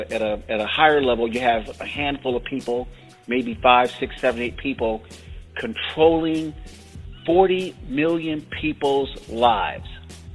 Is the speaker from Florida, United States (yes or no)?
yes; Florida, United States; Florida, my home state